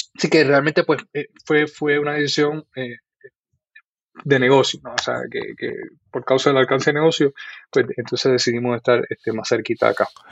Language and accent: Spanish; Guaynabo, Puerto Rico; also born or lived in Bayamón, Puerto Rico; Pues nací en Bayamón, Puerto Rico. Eh, viví casi toda mi vida en, Guaynabo, Puerto Rico. Este, y allí pues crecí